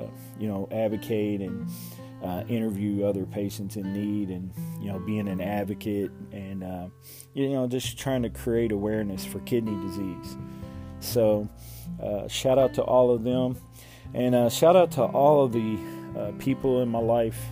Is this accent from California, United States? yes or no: no; Louisville, Kentucky, United States; from Louisville, Kentucky, my hometown